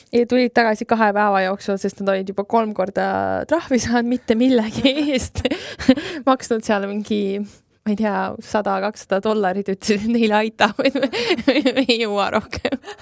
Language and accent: Estonian; Estonia; mina ütlesin Eestist